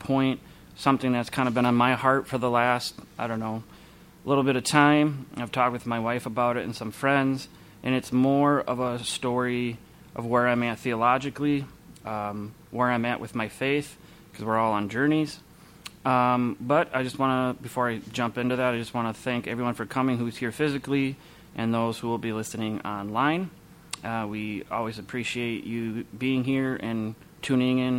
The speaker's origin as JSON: {"language": "English", "town": "Minneapolis", "region": "Minnesota", "country": "United States", "tie": "born or raised there", "said": "I grew up here in the Twin Cities"}